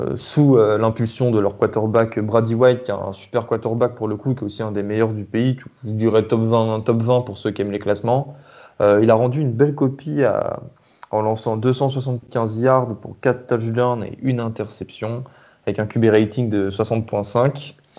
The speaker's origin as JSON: {"language": "French", "country": "France", "said": "on est français"}